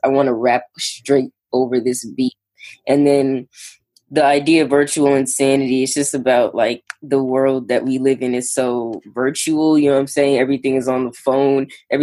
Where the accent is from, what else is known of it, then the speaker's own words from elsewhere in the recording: Long Island, New York, United States; I'm from Long Island, New York, but I'm in the city, like, all the time